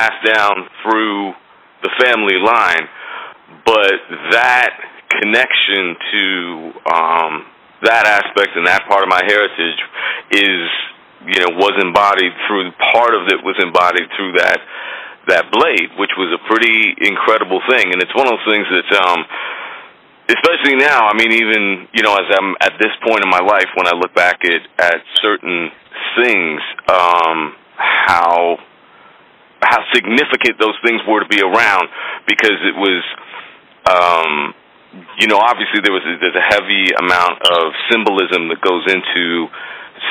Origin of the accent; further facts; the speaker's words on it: Toronto, Ontario, Canada; also born or lived in Oakville, Ontario; I grew up in North Toronto